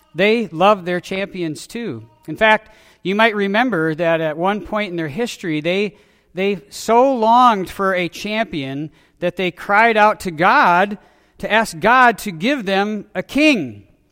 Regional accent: Wisconsin, United States; I was born in Wisconsin. I grew up in Wisconsin

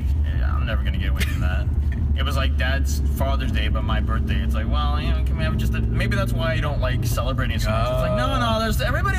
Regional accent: Mississauga, Ontario, Canada; No. And I said, no, Mississauga.

